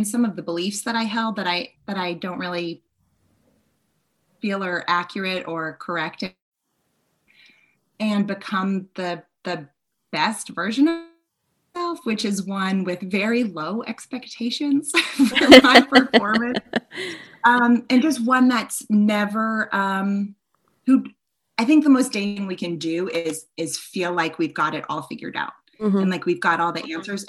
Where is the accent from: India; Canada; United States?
United States; Boston, Massachusetts; I grew up in Boston